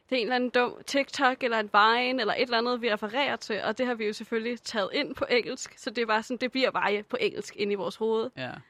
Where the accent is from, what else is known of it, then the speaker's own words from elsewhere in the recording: Denmark; jeg er dansker af nationalitet